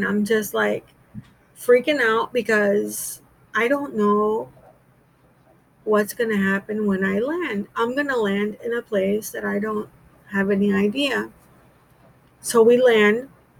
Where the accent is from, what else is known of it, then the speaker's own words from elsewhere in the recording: Jamaica; born there; also born or lived in Panama; I was born in Jamaica. My biological grandmother died. My biological mother took me to Panama, you know, the whole nine.